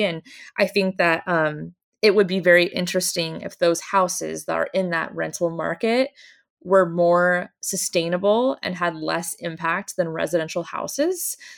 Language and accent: English; Oregon coast, United States; I grew up on the Oregon coast